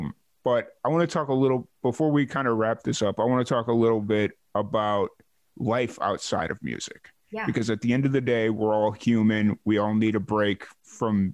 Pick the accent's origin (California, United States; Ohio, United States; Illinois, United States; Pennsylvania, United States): Illinois, United States; Chicago; now in Texas, United States; I grew up in Chicago, and I remember I lived on the south, or my family and I lived on